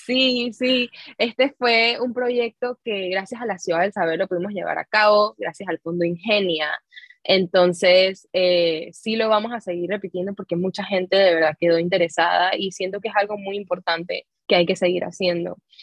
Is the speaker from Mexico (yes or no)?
no; Panama; nosotros como panameños